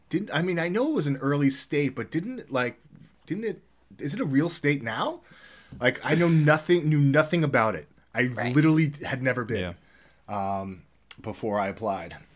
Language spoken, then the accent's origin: English; New York, United States; So, yeah, no, I love it here. I I love it. I mean, I'm I still feel like I'm a New Yorker, but I I love it here.